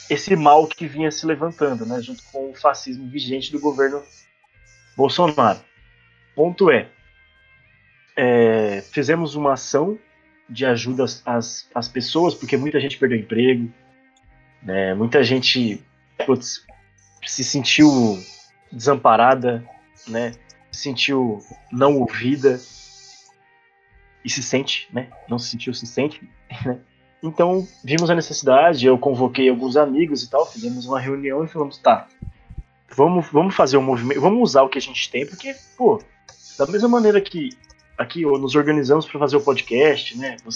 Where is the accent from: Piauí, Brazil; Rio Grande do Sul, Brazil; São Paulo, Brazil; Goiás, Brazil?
São Paulo, Brazil; interior of; moved away; a cidade onde de onde eu vim, né, de onde eu venho, sou nascido, passei grande parte da minha vida, ela, ela se localiza no interior de São Paulo, né? uma cidade historicamente conservadora